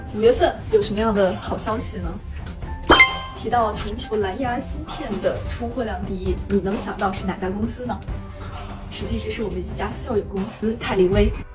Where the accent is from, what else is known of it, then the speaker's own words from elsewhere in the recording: China; 我们中国人